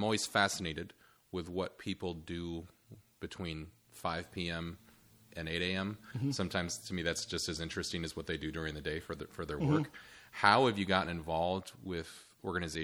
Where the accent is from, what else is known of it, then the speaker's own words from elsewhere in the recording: Michigan, United States; I'm also from Michigan, just like Kate.